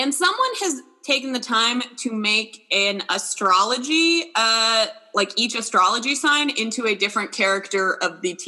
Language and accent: English; California, United States; Growing up in California, you know this.